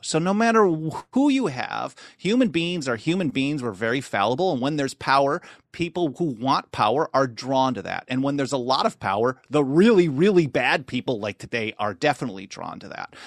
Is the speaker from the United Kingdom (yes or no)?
no; Milwaukee, Wisconsin, United States; moved away as an adult; also born or lived in Los Angeles; I grew up in Wisconsin, which was in Milwaukee, Wisconsin